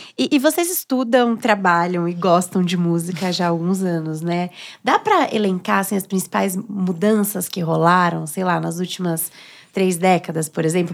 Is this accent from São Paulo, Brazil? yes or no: yes; São Paulo, Brazil; eu sou da, da periferia aqui de São Paulo, da Zona Norte.